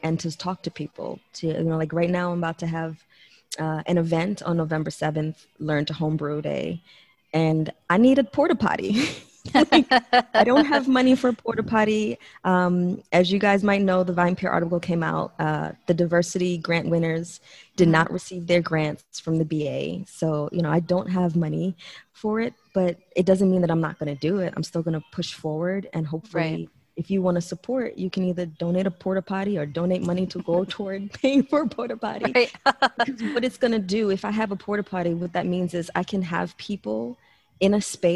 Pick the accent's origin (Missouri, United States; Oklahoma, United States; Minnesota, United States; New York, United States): New York, United States; moved away as an adult; now in Texas, United States; I come from New York, where the bar scene in New York is